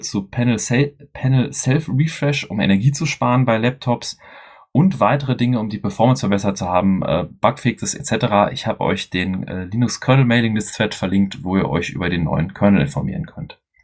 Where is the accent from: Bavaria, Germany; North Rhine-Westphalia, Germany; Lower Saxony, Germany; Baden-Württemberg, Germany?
North Rhine-Westphalia, Germany; Dortmund